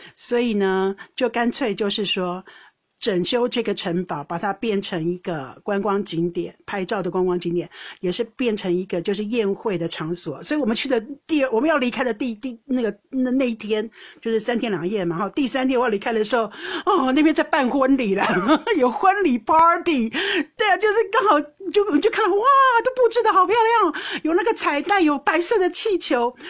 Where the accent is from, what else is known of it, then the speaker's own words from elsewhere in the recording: Taiwan; now in Netherlands; 我们台湾人